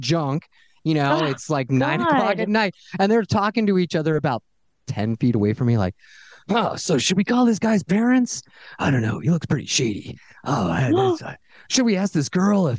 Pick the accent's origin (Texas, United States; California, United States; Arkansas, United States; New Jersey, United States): California, United States; Fullerton; also born or lived in Santa Barbara / Los Angeles; I grew up in Fullerton